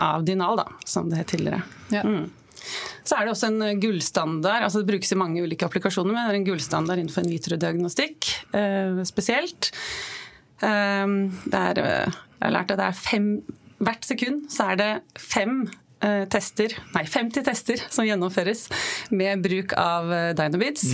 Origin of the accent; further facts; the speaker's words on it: Oslo, Norway; jeg kommer fra Oslo